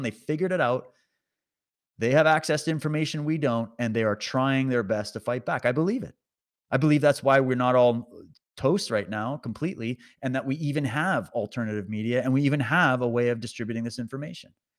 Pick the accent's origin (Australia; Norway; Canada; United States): Canada